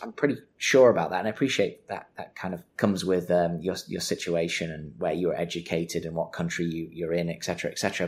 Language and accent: English; Manchester, North West England, United Kingdom; I'm from Manchester